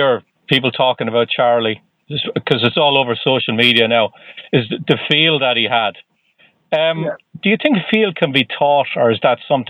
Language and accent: English; Ireland; accent: Irish; I'm from Ireland.